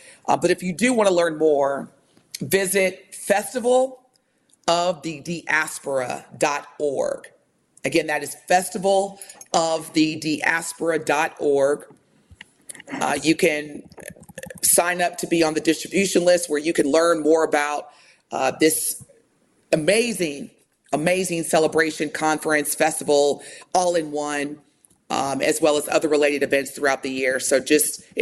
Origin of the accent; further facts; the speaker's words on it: United States; growing up in America